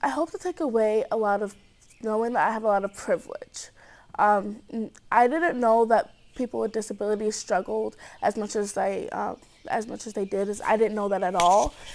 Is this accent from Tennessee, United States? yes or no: no; Cedar Rapids, Iowa, United States; I'm from Cedar Rapids, Iowa.